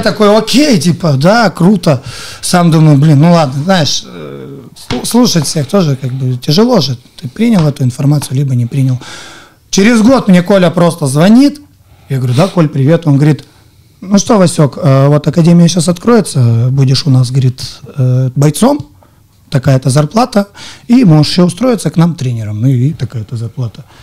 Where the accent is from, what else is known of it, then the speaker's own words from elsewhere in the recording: Surgut, Khanty-Mansi Autonomous Okrug, Russia; moved away as an adult; now in Yekaterinburg, Russia; я из Сургута